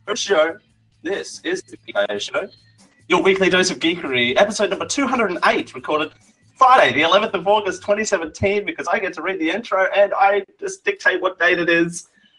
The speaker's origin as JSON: {"language": "English", "country": "Australia", "said": "I'm Australian."}